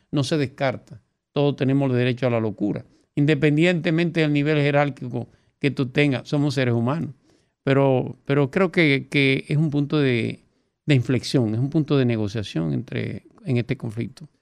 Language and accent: Spanish; Dominican Republic; Nosotros somos dominicanos